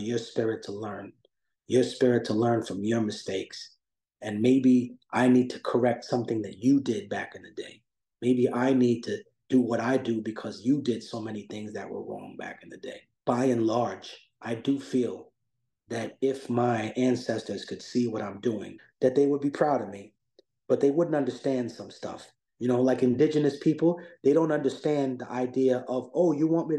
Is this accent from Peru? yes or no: yes; Peru; I was born in Peru